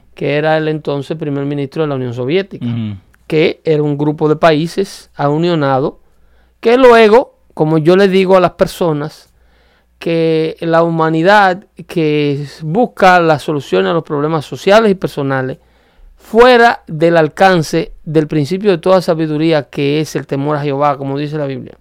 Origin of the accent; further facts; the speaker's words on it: Dominican Republic; mi país